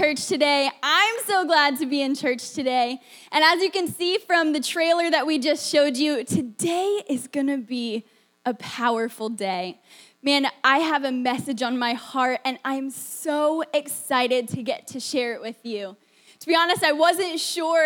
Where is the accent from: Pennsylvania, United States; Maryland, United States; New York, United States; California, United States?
Pennsylvania, United States; also born or lived in Florida; I grew up in Pennsylvania